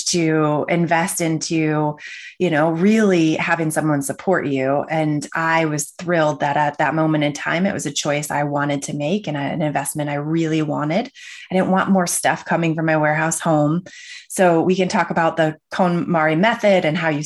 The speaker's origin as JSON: {"language": "English", "region": "Michigan", "country": "United States", "tie": "born or raised there", "said": "I grew up in Michigan in the Midwest."}